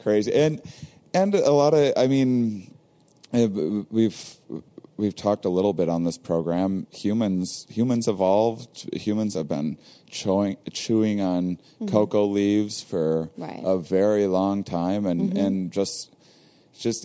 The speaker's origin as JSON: {"language": "English", "region": "Midwest", "country": "United States", "said": "we're both from the Midwest"}